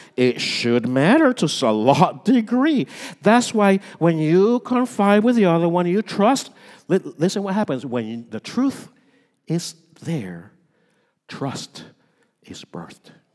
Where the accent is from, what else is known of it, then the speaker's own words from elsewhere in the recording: United States; we're American